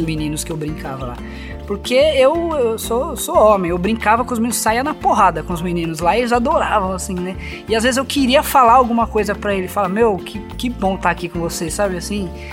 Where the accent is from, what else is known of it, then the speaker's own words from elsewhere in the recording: São Paulo, Brazil; moved away as an adult; also born or lived in Campina Grande; eu, como paulista